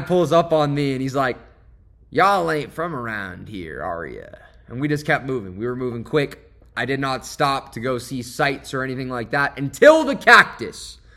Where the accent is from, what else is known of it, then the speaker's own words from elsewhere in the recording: Westport, Connecticut, United States; moved away as an adult; my hometown in Westport, Connecticut, where I went to high school